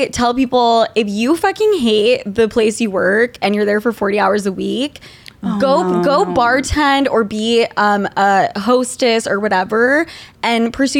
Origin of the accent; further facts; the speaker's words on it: Utah, United States; now in New York City, United States; I'm from Utah.